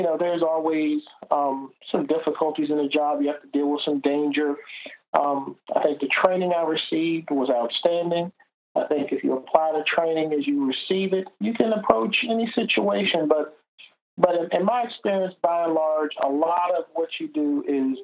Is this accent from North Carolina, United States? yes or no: no; Washington, District of Columbia, United States; born and raised in Washington, D.C.